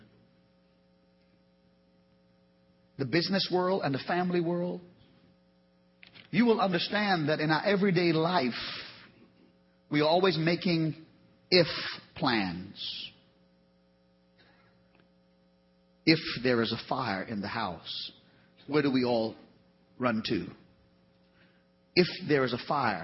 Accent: Trinidad & Tobago; moved away; I came from Trinidad, the Caribbean

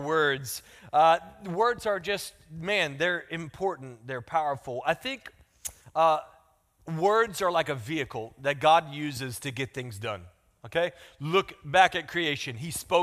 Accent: the South, United States; accent: country; I'm from the South

